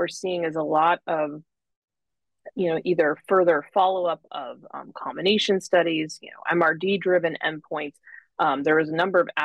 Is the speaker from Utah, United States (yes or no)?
no; Buffalo, New York, United States; now in Irvine, United States; I grew up in Buffalo, where Roswell Park is